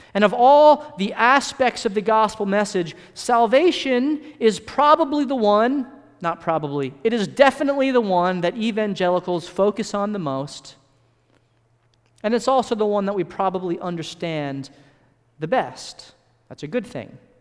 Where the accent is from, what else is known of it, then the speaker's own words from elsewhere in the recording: California, United States; I was born in California, and I spent most of my early childhood in California.